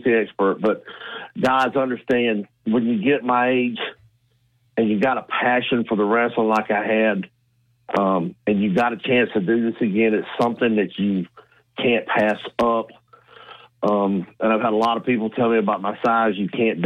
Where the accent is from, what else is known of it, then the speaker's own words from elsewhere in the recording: Tuscaloosa, Alabama, United States; I've always wanted to wrestle in Tuscaloosa in front of my hometown